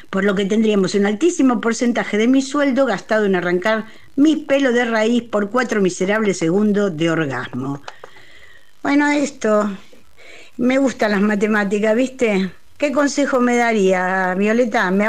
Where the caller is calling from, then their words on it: Coghlan, Buenos Aires, Argentina; de Iturral de Coglan.